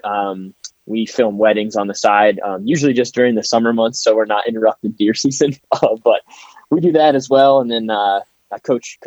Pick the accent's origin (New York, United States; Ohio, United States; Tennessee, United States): Ohio, United States; Ontario; I live and was born and raised in Ontario, Ohio.